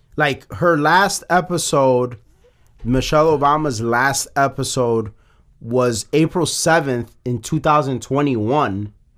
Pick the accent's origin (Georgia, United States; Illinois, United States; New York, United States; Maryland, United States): Illinois, United States; Chicago; I'm from Chicago